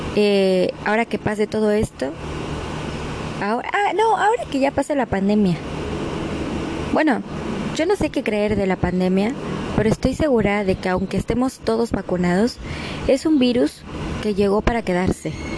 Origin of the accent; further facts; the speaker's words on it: Mexico; moved away; also born or lived in Argentina; así somos los mexicanos